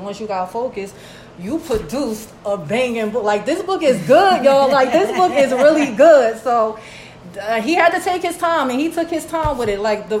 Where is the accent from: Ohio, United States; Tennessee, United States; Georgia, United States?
Georgia, United States; You know, because like we grew up in Georgia King, you know, like, and it's like, we seen it all.